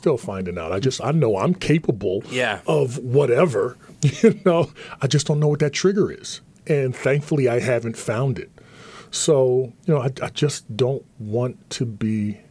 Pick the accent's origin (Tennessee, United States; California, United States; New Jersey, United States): New Jersey, United States; Atlantic City; growing up in Atlantic City was a melting pot of all different cultures.